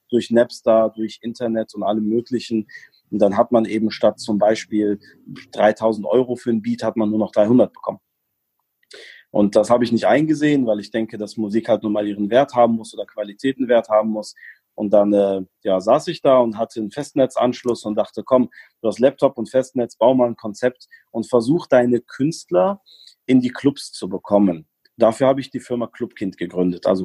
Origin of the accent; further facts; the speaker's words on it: Germany; also born or lived in Morocco; Ähm, ich bin gebürtiger Marokkaner, bin aber in Deutschland aufgewachsen.